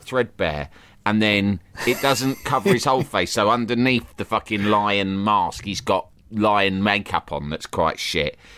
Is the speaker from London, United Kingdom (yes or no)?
yes; London, United Kingdom; I grew up in London